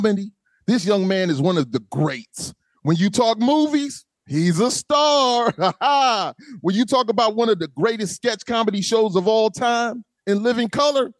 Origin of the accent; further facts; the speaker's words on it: South Carolina, United States; I'm from South Carolina